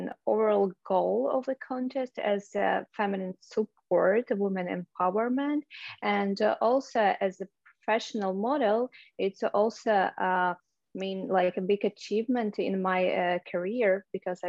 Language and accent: English; Minsk, Belarus; English is a second language; moved away as an adult; now in United States; Originally, I'm from Belarus. I were born in Minsk. It's the capital of Belarus. And I moved to US about 3-4 years ago.